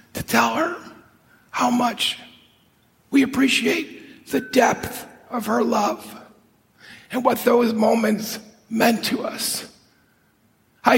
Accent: Chicago, Illinois, United States; I grew up in Chicago

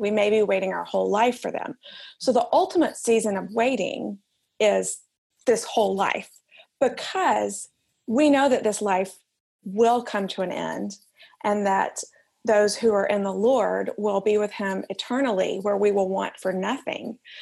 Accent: Alabama, United States; moved away as an adult; also born or lived in New York; now in Manhattan, United States; I am from Alabama originally. You can probably tell I don't sound like I'm from New York

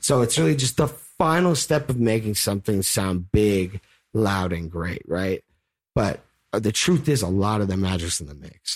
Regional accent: El Cerrito, California, United States; I'm actually from El Cerrito, California.

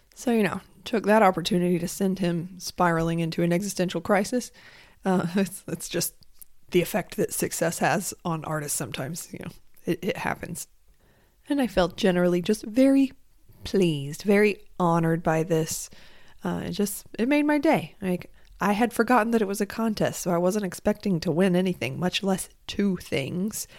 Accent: United States; I am an American, and I have lived soaked in capitalism my entire life

